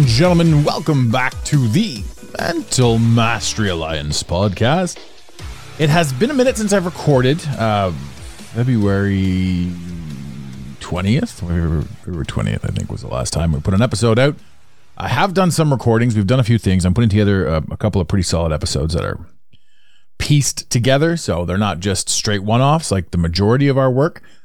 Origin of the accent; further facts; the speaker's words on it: Canada; accent: Canadian; I'm Canadian, by the way, so that's my accent shining through